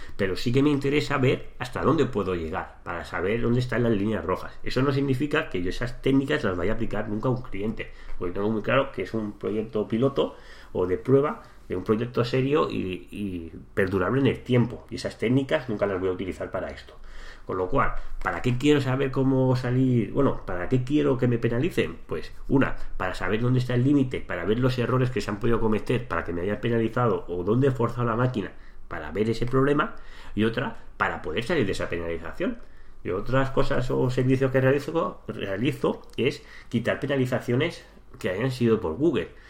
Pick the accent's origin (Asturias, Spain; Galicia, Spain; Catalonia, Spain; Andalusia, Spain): Catalonia, Spain; Santa Coloma de Gramenet; yo soy de Santa Coloma, que es una ciudad que es limítrofe con Barcelona